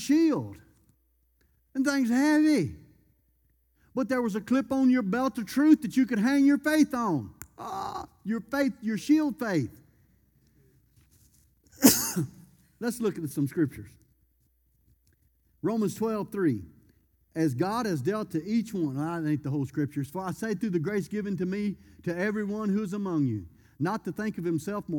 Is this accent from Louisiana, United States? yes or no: yes; Louisiana, United States; I'm from Louisiana